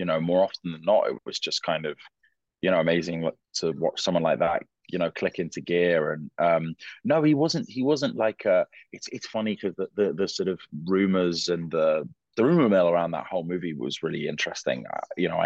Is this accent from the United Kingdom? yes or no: yes; London, United Kingdom; I'm from London